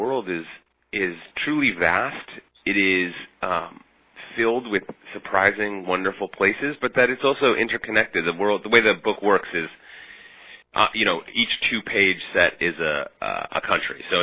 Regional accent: Minneapolis, Minnesota, United States; moved away as an adult; also born or lived in Midwest; now in New York, United States; I grew up in the Midwest going on crazy road trips with my parents and visiting some kind of unusual sites, and spent my teenage years in Minneapolis

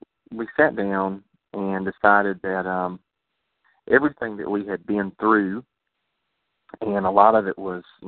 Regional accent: Georgia, United States; we're from the south, you know, from Georgia

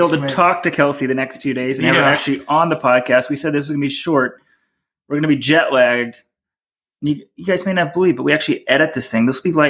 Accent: Dallas, Texas, United States; moved away; growing up in like Dallas on like pancake flat courses with nice grass.

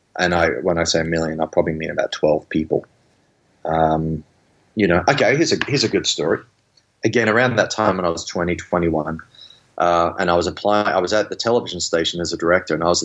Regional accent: Australia; I grew up in Australia where I was, you know, people beat me up or, you know, I got into fights all the time, walking home from school almost every day

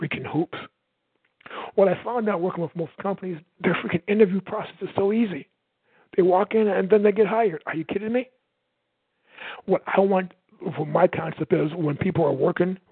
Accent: Michigan City, Indiana, United States; I'm from Michigan City, Indiana.

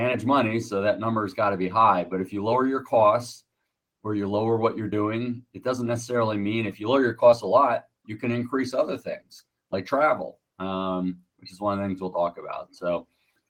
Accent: United States; moved away as an adult; now in Buzios, Brazil; for me as an American

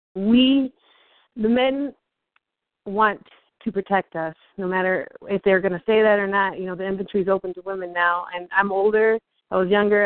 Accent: Iowa, United States; moved away; also born or lived in Minnesota / Arkansas; I was born in Iowa. I lived in Minnesota for five years

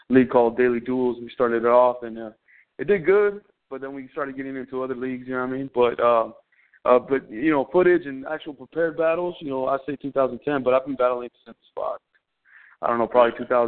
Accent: Los Angeles, California, United States; I'm originally from the San Fernando Valley out here in L.A. County. I grew up in Silmar/Pacoima, moving back and forth growing up in the valley

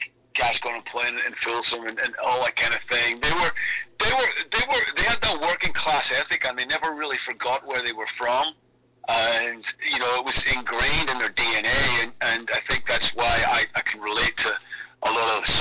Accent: Belfast, Northern Ireland, United Kingdom; Belfast, my hometown, when I was 13 years old

